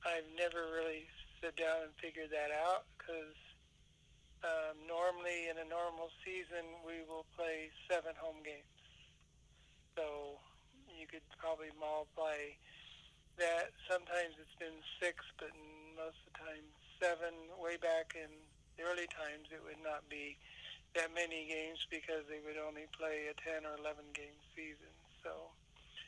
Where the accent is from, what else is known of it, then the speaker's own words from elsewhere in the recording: Ottumwa, Iowa, United States; I was raised in Iowa, in the town of Ottumwa, Iowa